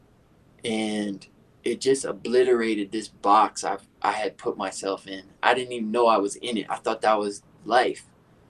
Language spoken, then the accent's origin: English; Detroit, Michigan, United States; I was born in Detroit